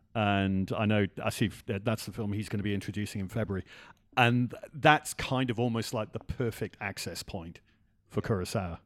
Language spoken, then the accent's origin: English; Wales, United Kingdom; I grew up in Wales